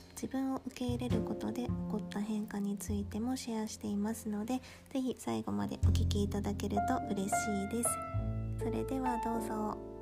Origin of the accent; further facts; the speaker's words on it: Kyushu, Japan; moved away as an adult; now in Kansai, Japan; 今は関西に住んでいるんですがもともとは九州で生まれ育って結婚を機に数年前にこちらに引っ越してきました